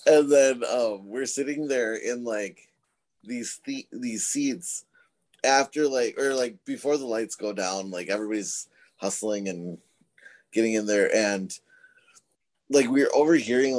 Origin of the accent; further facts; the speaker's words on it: Rochester, Minnesota, United States; We're from Southern Minnesota, Rochester specifically